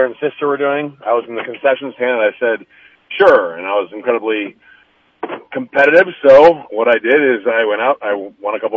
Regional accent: Minneapolis, Minnesota, United States; now in Sioux Falls, United States; I'm originally from the Minneapolis area

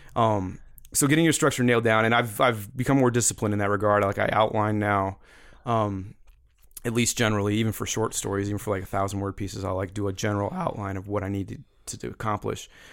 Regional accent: Missouri, United States; also born or lived in Atlanta; Growing up in Missouri, listening to Mike Shannon and Jack Buck over the radio

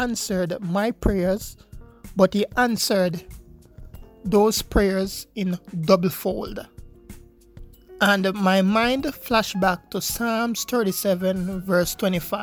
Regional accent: Jamaica; I am from Jamaica, a university student in Jamaica.

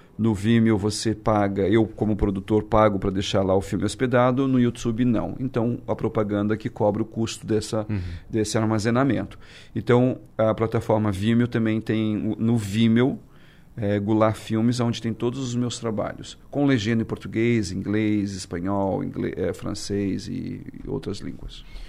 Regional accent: Brazil; now in New York, United States; pude entrar como brasileiro

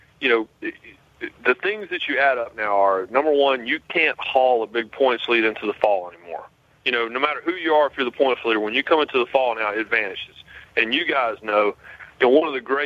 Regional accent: Rockingham, North Carolina, United States; I grew up in Rockingham

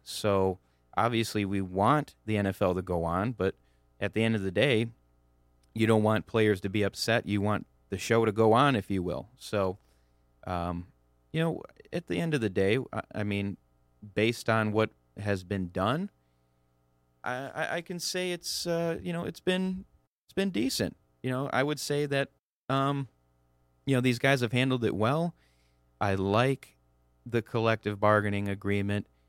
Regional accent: Clarkston, Michigan, United States; I'm from the Metro Detroit area, from Clarkston, uh, you know, born and raised there.

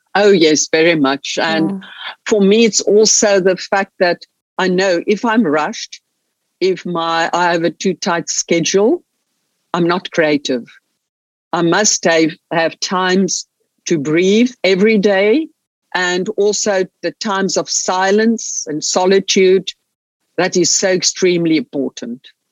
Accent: Stellenbosch, Western Cape, South Africa; also born or lived in Munich, Germany; I was born here in Stellenbosch in the winelands in the Cape, in uh, southern part of South Africa. Grew up here

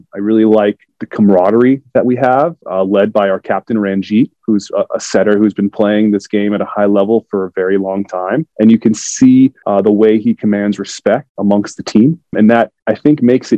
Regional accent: South Florida, United States; moved away as an adult; I grew up in South Florida

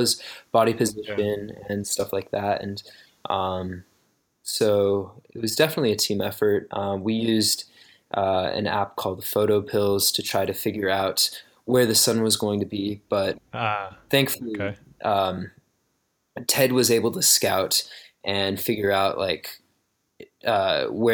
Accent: Oregon, United States; I grew up in Oregon, and it's really, really beautiful here

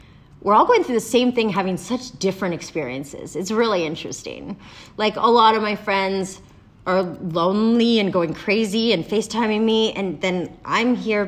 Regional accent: Canada; now in Los Angeles, United States; I'm Canadian and I'm an actor

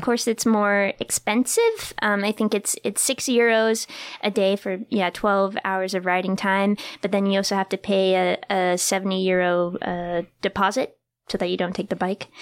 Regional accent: New Hampshire, United States; moved away; it looked exactly like my hometown in New Hampshire

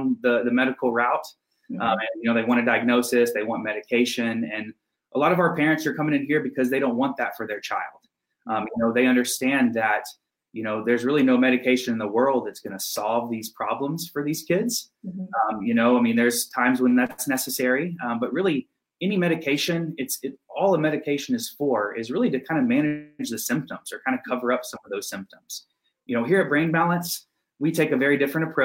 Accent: Texas, United States; moved away as an adult; I moved up here from Texas. That's where I'm from originally.

